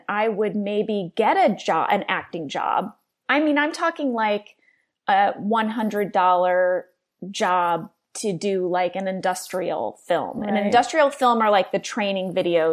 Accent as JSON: {"language": "English", "town": "St. Louis", "region": "Missouri", "country": "United States", "tie": "born or raised there", "said": "I grew up in St. Louis, Missouri."}